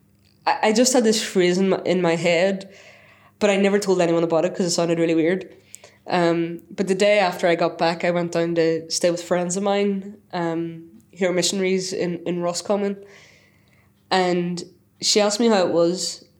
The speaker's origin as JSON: {"language": "English", "region": "Northern Ireland", "country": "United Kingdom", "tie": "born or raised there", "moved": "as an adult", "lives_now": "Selby, United Kingdom", "said": "I'm from Northern Ireland"}